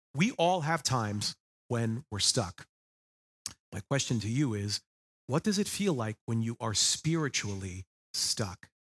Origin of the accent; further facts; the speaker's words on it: Long Island, New York, United States; moved away; I was born and raised on the East Coast on Long Island, New York. It will always be my homeland.